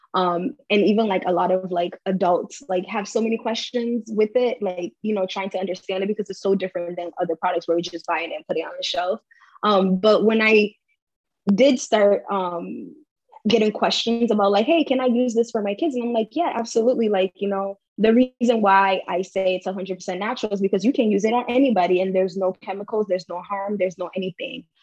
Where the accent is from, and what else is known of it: Cape Verde; now in United States